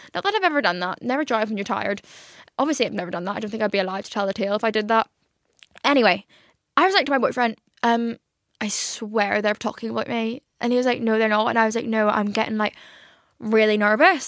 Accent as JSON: {"language": "English", "region": "Northern Ireland", "country": "United Kingdom", "moved": "yes", "lives_now": "London, United Kingdom", "said": "I'm from Northern Ireland."}